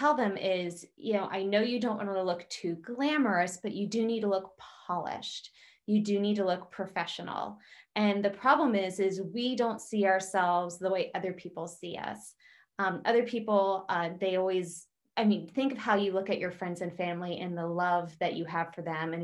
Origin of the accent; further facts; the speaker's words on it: South Central Pennsylvania, United States; I'm from South Central Pennsylvania, so I'm from an area of the country that's very blue collar